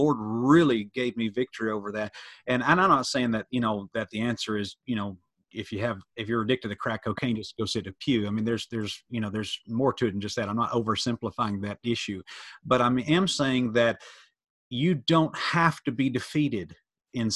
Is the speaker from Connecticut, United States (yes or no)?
no; Metro Atlanta, Gwinnett County, Georgia, United States; I grew up in Metro Atlanta public school system, Gwinnett County Public School